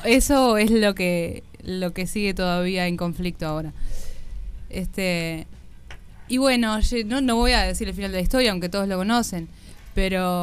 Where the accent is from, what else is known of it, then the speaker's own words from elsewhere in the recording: Uruguay; todos los uruguayos y las uruguayas conocemos el, la historia